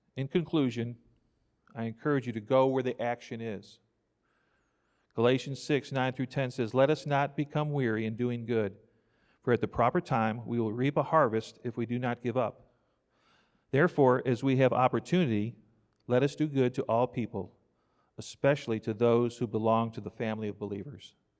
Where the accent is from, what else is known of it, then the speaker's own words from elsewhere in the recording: New York, United States; now in Crockett, Texas, United States; I grew up in New York